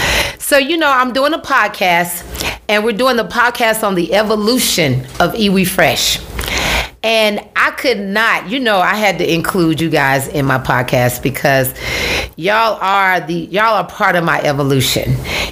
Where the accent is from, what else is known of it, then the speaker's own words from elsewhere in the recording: Atlanta, Georgia, United States; Growing up in Atlanta, Georgia